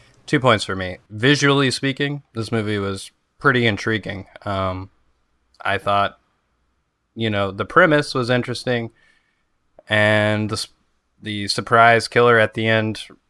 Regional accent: New Mexico, United States; Your home state, it's actually my home state, also Luke's home state of New Mexico.

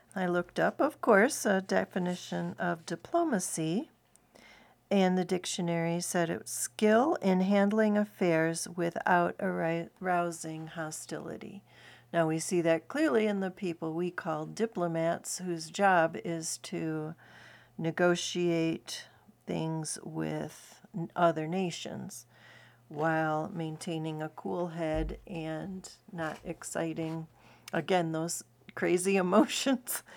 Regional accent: United States; I'm as American as apple pie

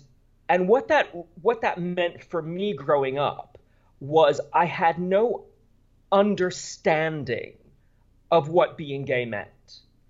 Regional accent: Bermuda; I grew up in a British Commonwealth. I grew up in Bermuda and went to British, that's why I do so many British books, because I my parents are American, but I grew up entirely in a British environment.

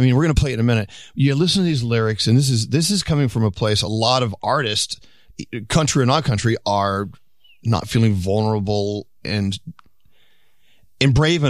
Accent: Texas, United States; when I was growing up in Texas

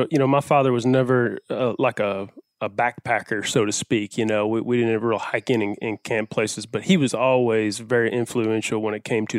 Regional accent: the Delta, East Arkansas, United States; I grew up very much a traditional Arkansas upbringing. I'm from East Arkansas in the Delta, and I grew up hunting and fishing over there with my dad.

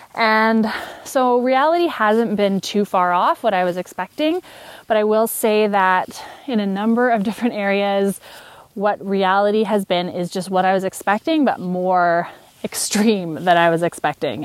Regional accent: Canada; I am from Canada

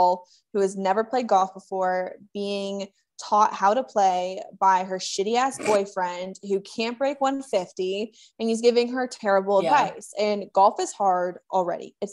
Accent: Colorado, United States; I grew up in Colorado

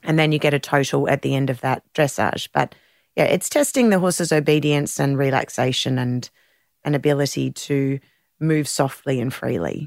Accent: Sydney, New South Wales, Australia; I grew up in the North Shore of Sydney

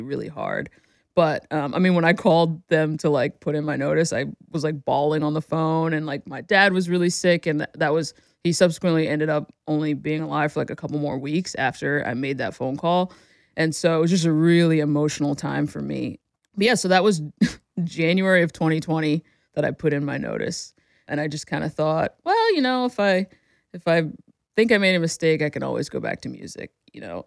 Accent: New Jersey, United States; moved away; I'm born and raised in New Jersey, lived there pretty much my whole life.

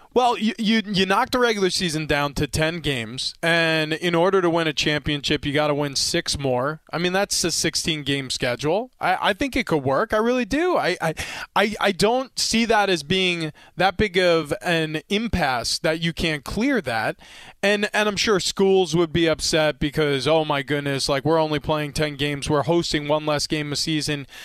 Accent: New York, United States; I grew up in the Northeast. New York winters were long

